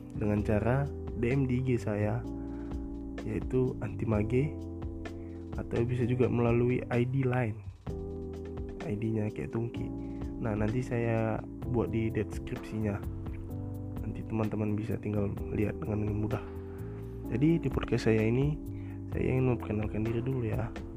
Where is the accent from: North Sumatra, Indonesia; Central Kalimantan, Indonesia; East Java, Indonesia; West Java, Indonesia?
North Sumatra, Indonesia; Medan; saya dari Medan